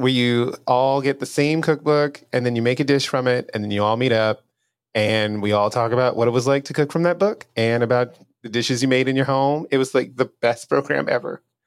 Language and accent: English; Louisiana, United States; moved away as an adult; also born or lived in New Orleans, Louisiana; now in Austin, United States; I'm from Louisiana in general but I've spent the past five years living in New Orleans